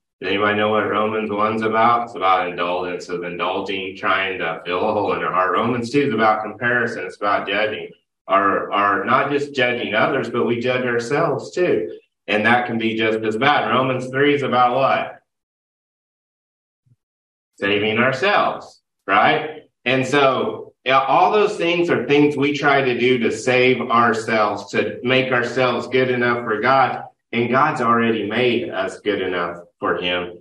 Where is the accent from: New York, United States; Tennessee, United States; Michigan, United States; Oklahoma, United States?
Oklahoma, United States; moved away; I grew up in Oklahoma